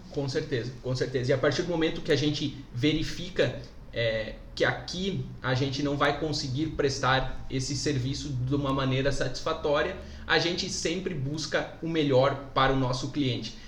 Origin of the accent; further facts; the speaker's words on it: Palmitos, Santa Catarina, Brazil; also born or lived in Jaraguá do Sul; Sou natural de Palmitos, aqui em Santa Catarina, mas sou um apaixonado por Jaraguá do Sul